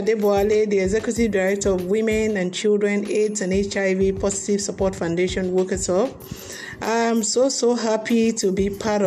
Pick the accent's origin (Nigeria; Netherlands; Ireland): Nigeria